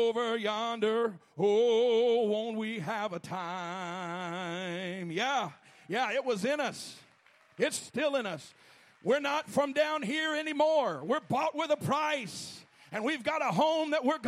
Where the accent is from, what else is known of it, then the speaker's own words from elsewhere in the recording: Alabama, United States; I'm from Alabama